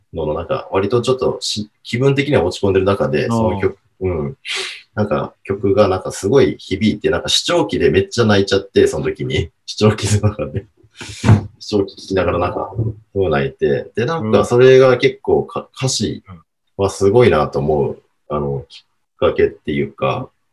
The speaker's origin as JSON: {"language": "Japanese", "region": "Hokkaido", "country": "Japan", "tie": "born or raised there", "also_born_or_lived": "Sapporo", "moved": "yes", "lives_now": "Tokyo, Japan", "said": "地元北海道"}